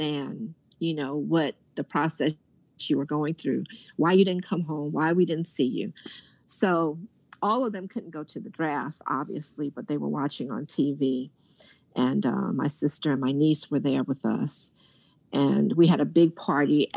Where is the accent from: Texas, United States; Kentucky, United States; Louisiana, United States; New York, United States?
New York, United States; New York is my hometown